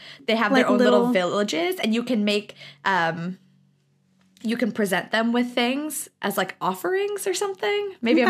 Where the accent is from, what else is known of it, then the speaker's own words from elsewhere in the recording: Lahaina, Hawaii, United States; moved away; Lahaina is such a part of us. It's where we were raised.